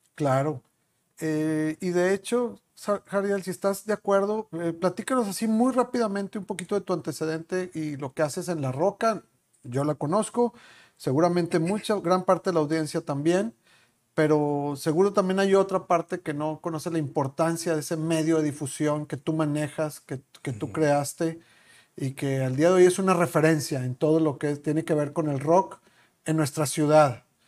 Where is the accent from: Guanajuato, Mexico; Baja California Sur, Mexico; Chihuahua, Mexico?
Chihuahua, Mexico; moved away; somos de Chihuahua los dos